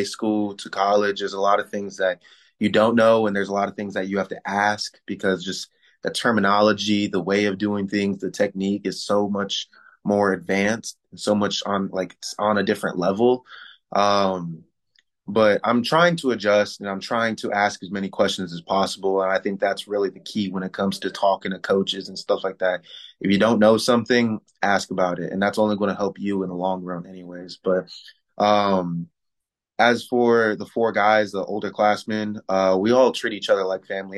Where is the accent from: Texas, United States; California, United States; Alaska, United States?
Texas, United States; San Antonio; also born or lived in Milwaukee, Wisconsin; we moved from Milwaukee, Wisconsin to San Antonio, Texas. So I was playing Texas football, grew up around Texas boys and playing Texas football for up until me being 18, 19 years old